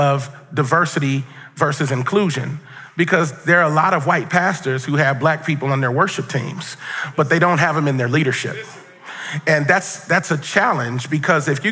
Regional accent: Cincinnati, Ohio, United States; I grew up in Cincinnati, Ohio

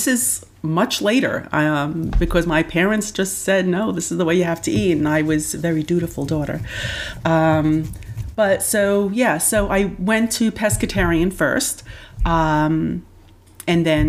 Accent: New York City, New York, United States; also born or lived in Rockland County, New York / Orange County, New York; I grew up in the Bronx, New York. For my first 11 years, I stayed there. And then I moved up to the suburbs, so Rockland County, Orange County, if anybody knows the Hudson Valley area

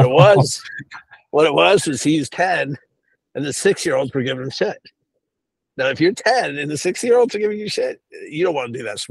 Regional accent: United States; also born or lived in Boston, Massachusetts / New York City, New York; now in Houston, United States; I grew up in Boston and New York City

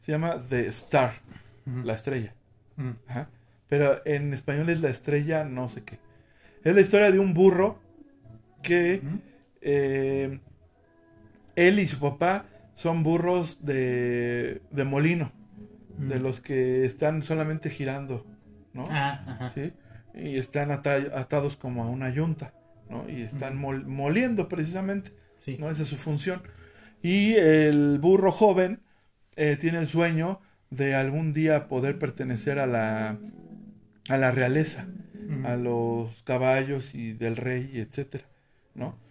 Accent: Ecatepec, State of Mexico, Mexico; mi pueblito que es San Cristóbal, Ecatepec

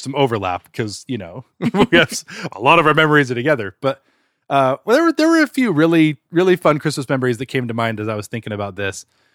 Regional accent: Utah, United States; we grew up in Utah, and so it was usually very cold.

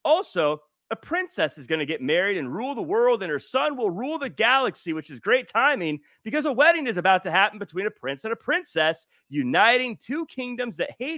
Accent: Tacoma, Washington, United States; Tacoma, Washington.

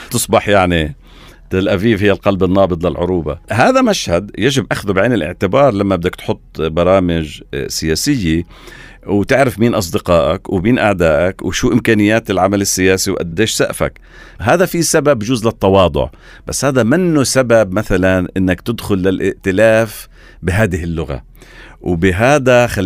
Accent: Palestine; الان ممكن يكون نقاش داخلي عنا احنا كفلسطينيين هل هذا رفع العلم مفيد ولا غير مفيد

